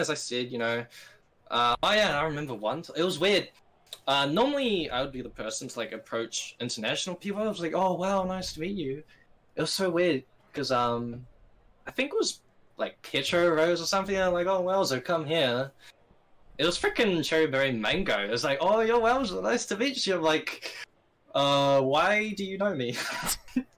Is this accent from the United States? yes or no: no; New Zealand; I'm like, New Zealand.